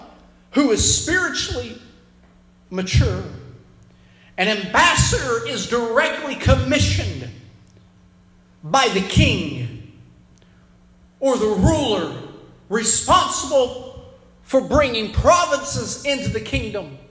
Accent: United States; I'm proud to be an American, but I'm a citizen of the kingdom of God first before I'm an American citizen

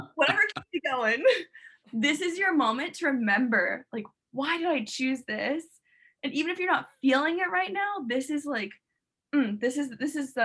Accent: St. Petersburg, Florida, United States; now in Miami, United States; And then like I moved to Miami in South Florida, and I'm from St. Petersburg

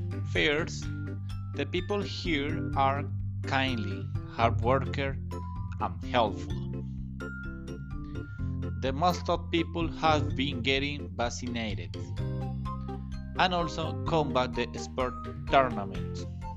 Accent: Anolaima, Cundinamarca, Colombia; I'm from Anolaima, Cundinamarca

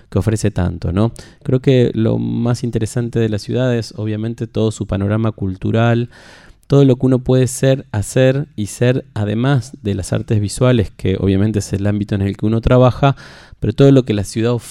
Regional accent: Rosario, Santa Fe, Argentina; moved away as an adult; now in Buenos Aires, Argentina; Bueno, hace 10 años que ando por Buenos Aires. 10 em, años ya. Yo soy rosarino y mm, me vine, si bien trabajé desde mis jóvenes comienzos, por ahí por el año 2000

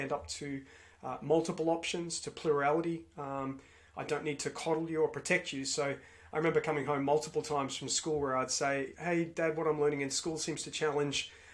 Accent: Melbourne, Victoria, Australia; I grew up in Melbourne, Victoria, in Australia

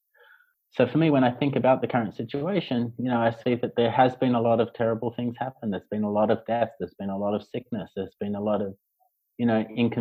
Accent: Australia; moved away as an adult; also born or lived in Hong Kong; now in Beijing, China; I'm from Australia.

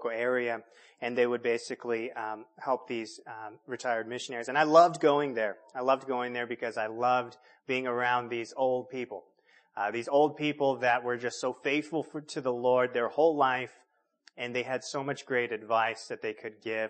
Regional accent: California, United States; moved away; I grew up in California.

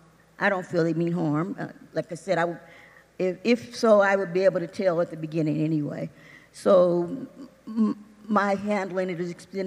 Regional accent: United States; growing up in the United States and being black

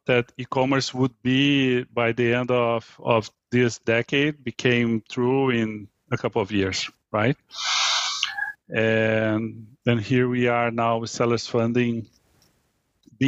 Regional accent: Brazil; moved away as an adult; now in United States; I was born in Brazil. I moved to the U.S. 23 years ago

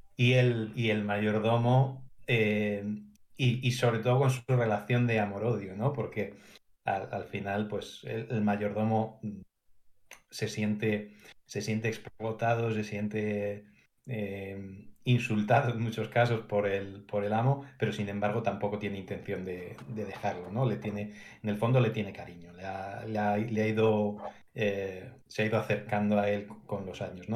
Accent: Madrid, Community of Madrid, Spain; ambos somos de Madrid

